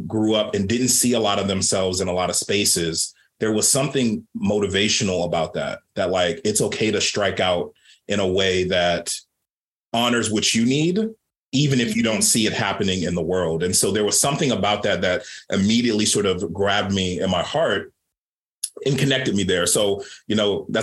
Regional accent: Baltimore, Maryland, United States; I grew up Black queer kid growing up in Baltimore, Maryland.

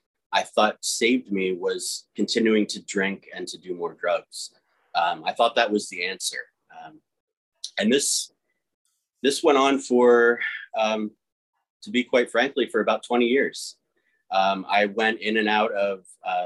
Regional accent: New Tripoli, Pennsylvania, United States; we were born and raised in New Tripoli, which is a rural town, middle of nowhere

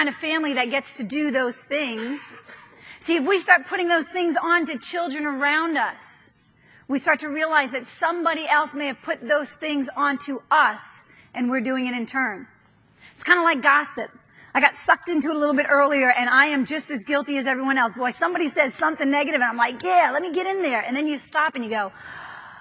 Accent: New York, United States; moved away; I'm from New York

